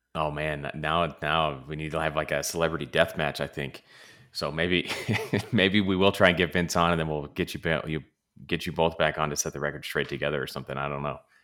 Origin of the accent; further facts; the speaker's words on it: Los Angeles, California, United States; growing up in L